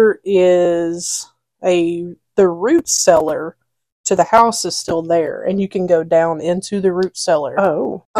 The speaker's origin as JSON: {"language": "English", "region": "Alabama", "country": "United States", "accent": "southern"}